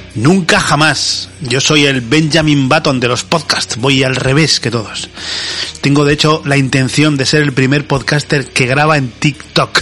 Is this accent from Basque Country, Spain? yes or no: yes; Basque Country, Spain